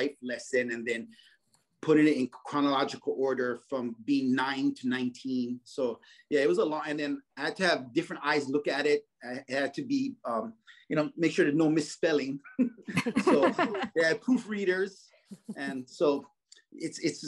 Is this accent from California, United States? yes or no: no; Kaneohe, Hawaii, United States; I grew up in Kaneohe.